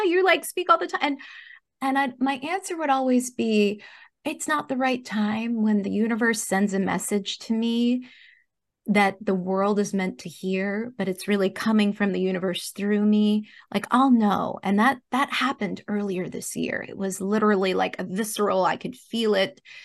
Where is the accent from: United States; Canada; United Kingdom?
United States; New Jersey; I'm from Jersey, and I grew up playing soccer